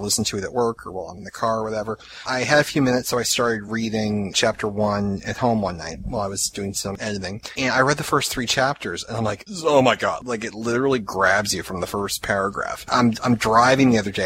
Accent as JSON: {"language": "English", "town": "Boston", "region": "Massachusetts", "country": "United States", "accent": "Boston", "said": "I apparently have a Boston accent"}